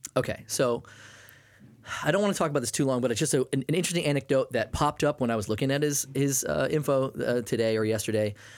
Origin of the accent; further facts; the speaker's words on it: Maine, United States; I grew up in Maine